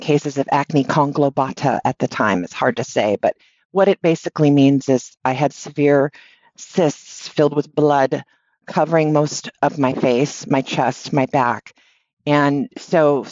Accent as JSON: {"language": "English", "town": "Honolulu", "region": "Hawaii", "country": "United States", "tie": "born or raised there", "said": "I grew up in Honolulu, Hawaii"}